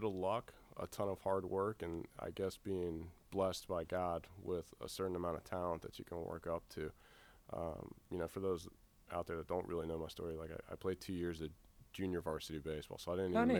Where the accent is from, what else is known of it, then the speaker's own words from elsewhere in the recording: Virginia Beach, Virginia, United States; Virginia Beach.